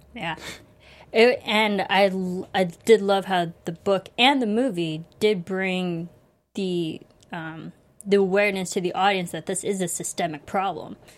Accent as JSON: {"language": "English", "country": "United States", "tie": "born or raised there", "said": "I grew up in America"}